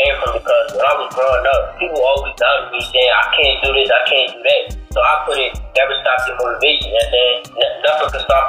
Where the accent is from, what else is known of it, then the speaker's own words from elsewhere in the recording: Philadelphia, Pennsylvania, United States; I am 16 years old. I am from Philadelphia, PA.